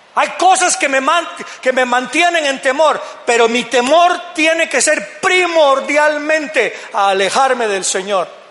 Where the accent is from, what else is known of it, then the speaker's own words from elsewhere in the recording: Guatemala; como decimos en Guatemala